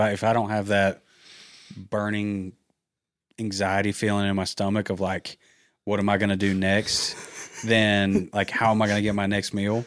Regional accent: Georgia, United States; moved away as an adult; also born or lived in Auburn, Alabama; now in Birmingham, United States; I'm from Georgia

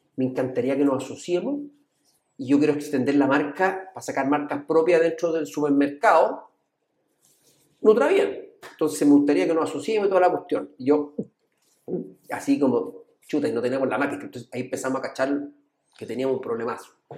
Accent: El Monte, Santiago Metropolitan Region, Chile; Nosotros crecimos en el monte, siempre decimos que somos del monte

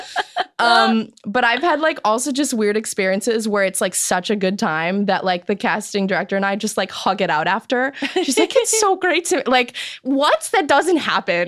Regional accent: Chicago, Illinois, United States; now in Los Angeles, United States; I'm from Chicago

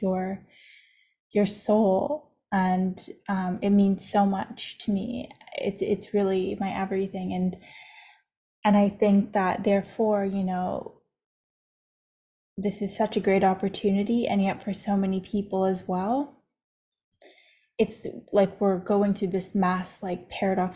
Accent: Toronto, Ontario, Canada; moved away as an adult; I was most certainly raised in Canada. I was raised in Toronto

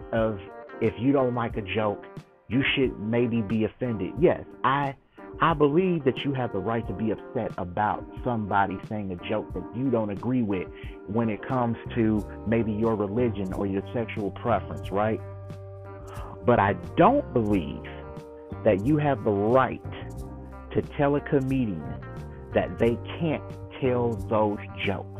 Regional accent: United States; I'm African American

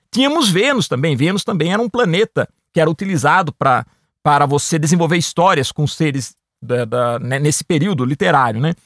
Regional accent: Piracicaba, São Paulo, Brazil; quando era bem novo na cidade que eu nasci, em Piracicaba

